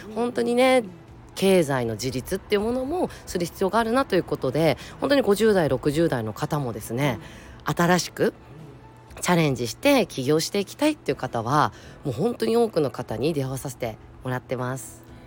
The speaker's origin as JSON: {"language": "Japanese", "region": "Tokyo", "country": "Japan", "tie": "born or raised there", "said": "東京生まれえ東京育ち"}